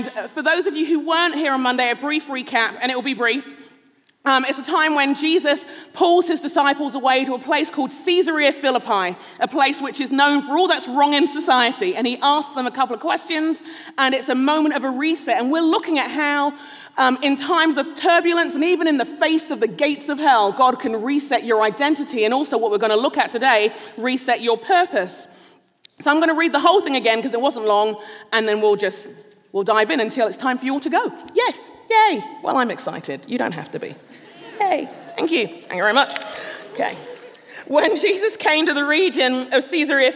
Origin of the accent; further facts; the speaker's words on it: London, United Kingdom; also born or lived in Nigeria; now in United States; I'm a Londoner, Nigerian. I've lived in the cities for a while now